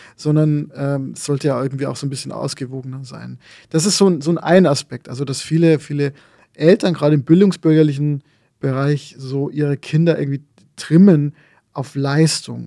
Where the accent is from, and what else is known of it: Lower Bavaria, Germany; born or raised there